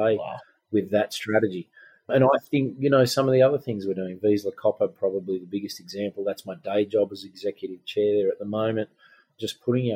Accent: Glen Innes, New South Wales, Australia; my hometown of Glen Innes in northern New South Wales

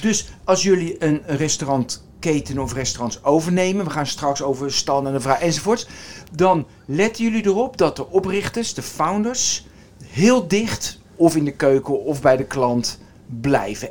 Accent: Westland, South Holland, Netherlands; moved away; ik kom uit het Westland

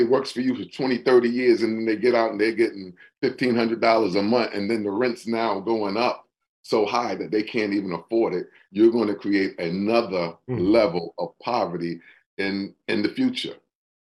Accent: New York, United States; now in New Haven, United States; I'm not from New Haven. I am from New York.

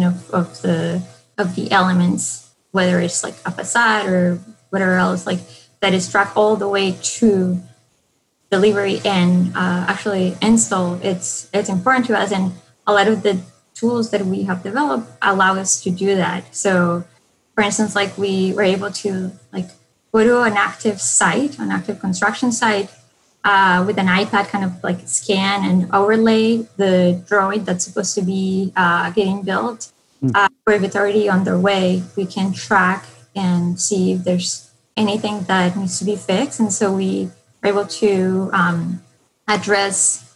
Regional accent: Colombia; moved away; I'm originally from Colombia, and in, you know, the 90s, things were kind of like pretty in turmoil in my city

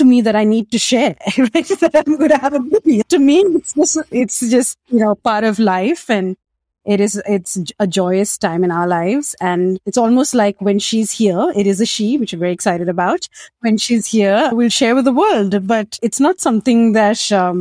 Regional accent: Mumbai, Maharashtra, India; moved away as an adult; also born or lived in Australia; I grew up in Mumbai, India, small city, 22 million people

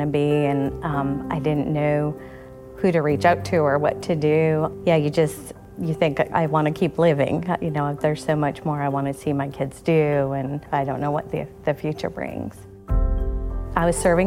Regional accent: New York, United States; moved away as an adult; now in North Carolina, United States; I grew up in New York State.

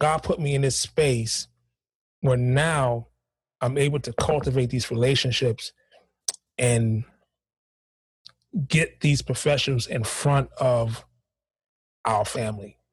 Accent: New York City, New York, United States; I grew up in Harlem

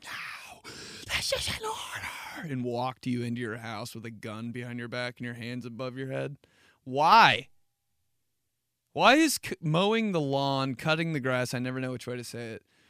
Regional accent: Indianapolis, Indiana, United States; I was raised in Indianapolis

